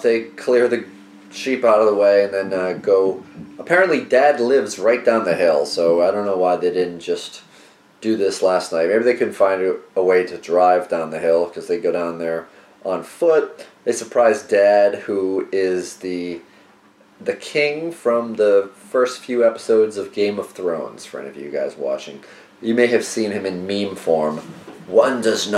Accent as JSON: {"language": "English", "country": "United States", "said": "I'm an American"}